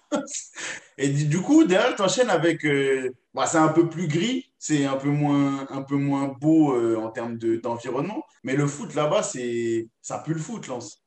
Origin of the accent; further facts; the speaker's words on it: France; en tant que Français